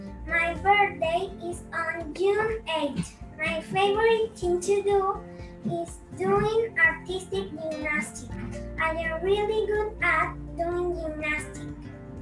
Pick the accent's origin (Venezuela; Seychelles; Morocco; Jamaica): Venezuela; English is a second language; I am from Venezuela. I am in grade 4. I am 9 years old.